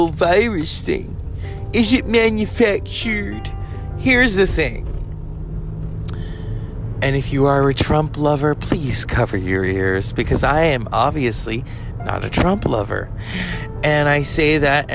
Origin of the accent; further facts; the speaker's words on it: Northern California, United States; I am from Northern California